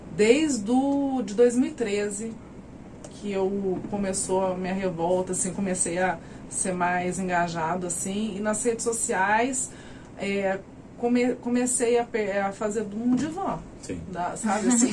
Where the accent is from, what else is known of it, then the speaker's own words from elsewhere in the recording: São Sebastião do Paraíso, São Paulo, Brazil; also born or lived in Mogi das Cruzes / Franca; Eu sou daqui, de Paraíso. Ah, sim. Morei um tempo em Monte das Cruzes e voltei para cá